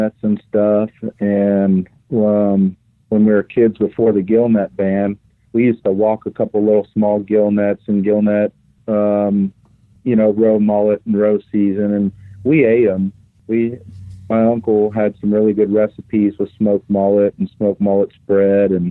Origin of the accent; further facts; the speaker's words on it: Oldsmar, Florida, United States; grew up in Upper Tampa Bay in Oldsmar